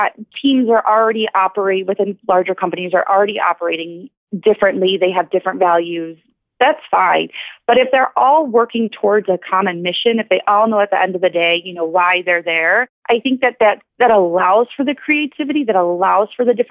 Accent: Detroit, Michigan, United States; I'm from Detroit

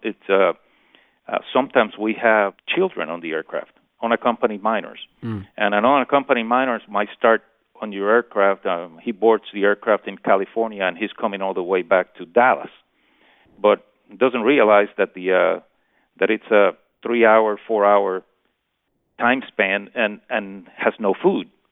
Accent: Puerto Rico; born and raised in Puerto Rico

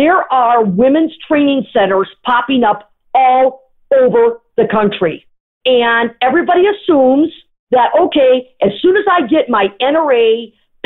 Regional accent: Sault Ste. Marie, Michigan, United States; I'm from Sault Ste. Marie, Michigan, because I am

